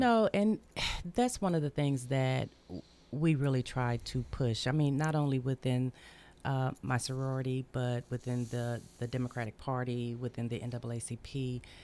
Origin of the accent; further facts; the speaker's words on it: Memphis, Tennessee, United States; moved away as an adult; now in Murfreesboro, United States; I'm from Memphis.